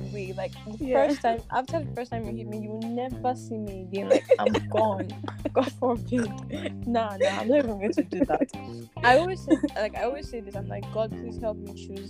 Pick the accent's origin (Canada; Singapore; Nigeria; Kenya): Nigeria; I'm Nigerian